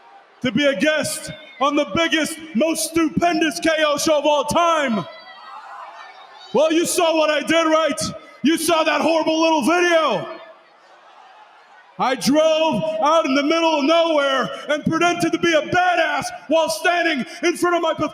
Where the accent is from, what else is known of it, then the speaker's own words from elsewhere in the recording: Texas, United States; I heard all of the things that Kevin Owens said about my home state of Texas